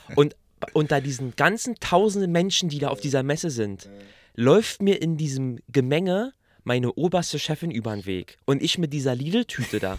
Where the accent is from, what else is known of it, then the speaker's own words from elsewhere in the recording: Berlin, Germany; accent: Berliner; dass wir so diesen Berliner Akzent haben